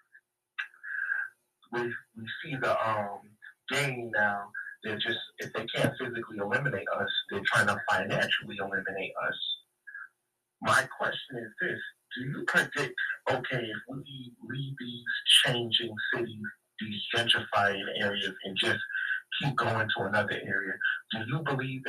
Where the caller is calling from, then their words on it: Lake Success, New York, United States; calling out of Lake Success, New York.